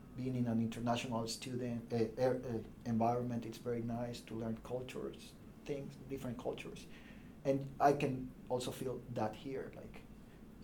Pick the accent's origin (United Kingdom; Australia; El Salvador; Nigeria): El Salvador; English is a second language; moved away as an adult; also born or lived in Bologna, Italy; now in United States; I'm from El Salvador